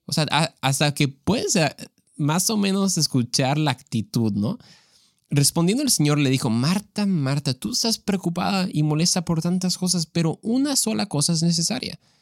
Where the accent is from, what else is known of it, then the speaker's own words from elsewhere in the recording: Mexico; yo soy mexicano, entonces eso es lo que, con lo que yo crecí